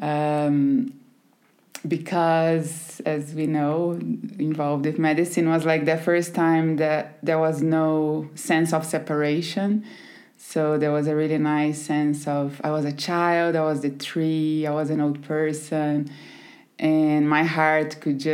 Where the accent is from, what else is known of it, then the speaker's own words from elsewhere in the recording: countryside of São Paulo state, Brazil; English is a second language; moved away as an adult; also born or lived in Recife, Pernambuco; I grew up in a very small town in the countryside in São Paulo, very tiny, 20,000 people.